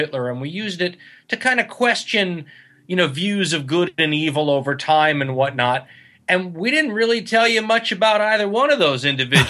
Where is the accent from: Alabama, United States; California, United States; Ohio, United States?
California, United States; Los Angeles; I'm from Los Angeles. I was in Los Angeles. So the Valley, San Fernando Valley.